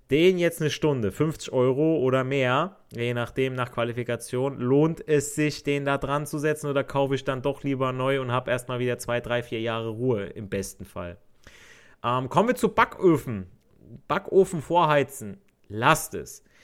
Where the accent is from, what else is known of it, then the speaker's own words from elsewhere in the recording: Italy; Also ich, ich als Italiener sage, per favore, eh, vieni nelle corridore.